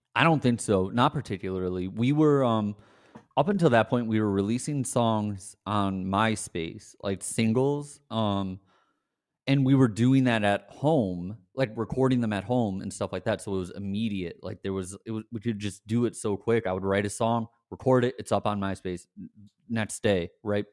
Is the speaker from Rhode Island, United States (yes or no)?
no; Scranton, Pennsylvania, United States; I grew up in Scranton